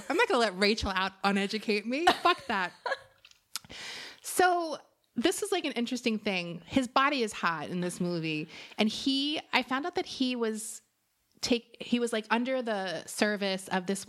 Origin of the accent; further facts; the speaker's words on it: Florida, United States; I'm from Florida.